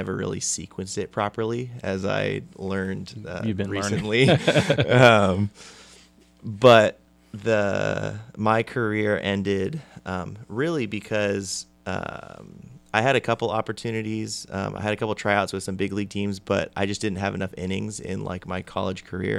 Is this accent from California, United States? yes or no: yes; California, United States; I'm actually from California.